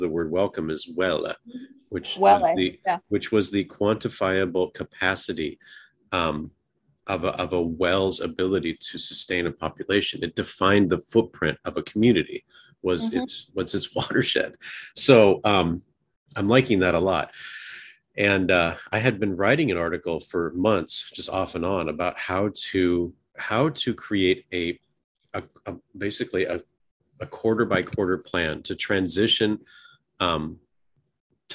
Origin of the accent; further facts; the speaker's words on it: the Northwest, Pacific Northwest, United States; I grew up in the Northwest